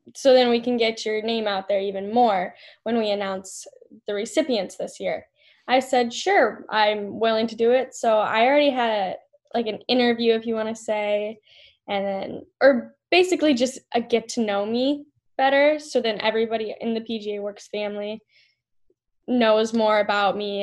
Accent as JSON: {"language": "English", "town": "Parker", "region": "South Dakota", "country": "United States", "said": "I am from Parker, South Dakota"}